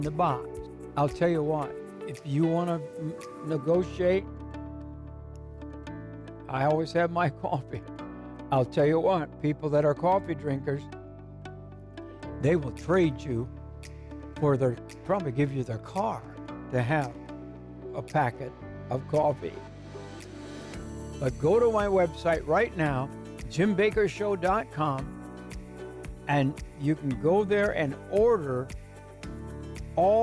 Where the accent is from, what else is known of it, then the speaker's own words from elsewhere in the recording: Muskegon, Michigan, United States; I'm a kid from Muskegon, Michigan